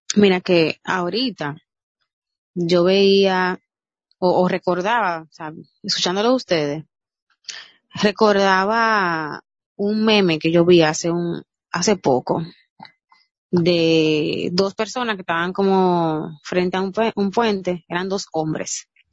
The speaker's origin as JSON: {"language": "Spanish", "country": "Dominican Republic", "said": "nosotros como dominicanos"}